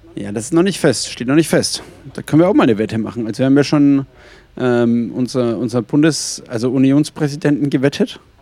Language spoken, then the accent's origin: German; Franconia, Bavaria, Germany; aus dem fränkischen Bereich